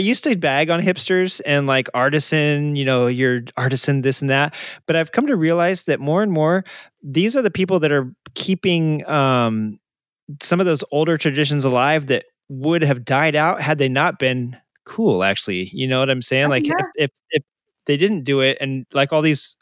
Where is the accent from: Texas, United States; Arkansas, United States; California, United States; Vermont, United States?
Arkansas, United States; moved away; I'm from Arkansas originally